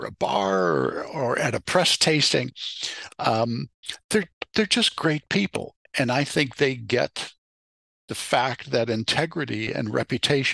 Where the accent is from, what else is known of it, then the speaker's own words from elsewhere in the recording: Chicago, Illinois, United States; moved away as an adult; also born or lived in Berkeley, California / Santa Rosa, California; Growing up in Chicago